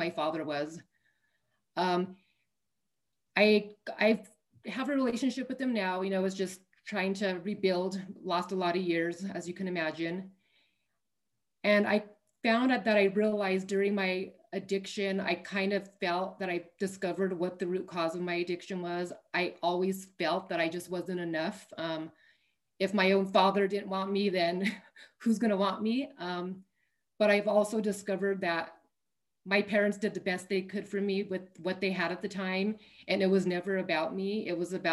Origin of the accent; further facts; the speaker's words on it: Albuquerque, New Mexico, United States; I am from Albuquerque, New Mexico, born and raised